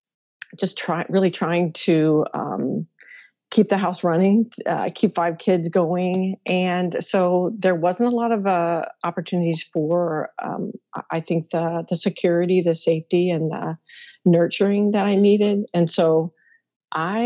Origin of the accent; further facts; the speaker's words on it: Midwest, United States; I'm a Midwest girl, born and raised there